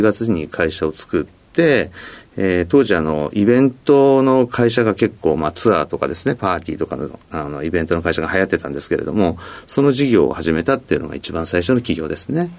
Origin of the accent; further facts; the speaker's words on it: Sapporo, Hokkaido, Japan; moved away; also born or lived in Tokyo; 北海道の札幌市ですねはい札幌市でもちょっと田舎の方の、えー、山の近くに住んでました